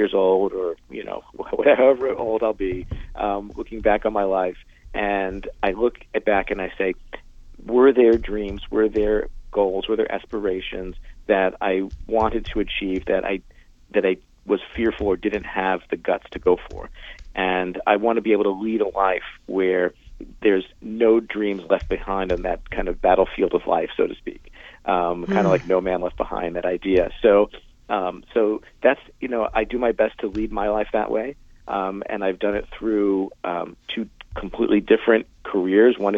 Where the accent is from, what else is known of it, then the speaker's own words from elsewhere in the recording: New York, United States; now in Los Angeles, United States; I'm from New York, and I still go back and forth a bunch, but I'm mainly in Los Angeles.